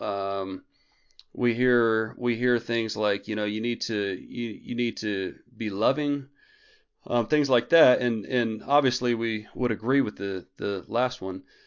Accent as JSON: {"language": "English", "town": "Clovis", "region": "New Mexico", "country": "United States", "tie": "born or raised there", "moved": "yes", "said": "I was actually in Clovis, New Mexico for, um, probably sixteen or seventeen days, but it's, it's a little easier because that's my hometown and Tasha's hometown"}